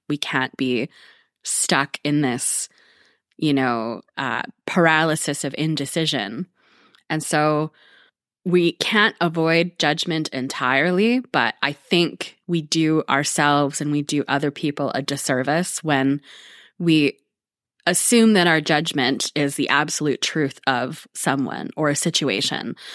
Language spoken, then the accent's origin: English; Canada; speaking as a Canadian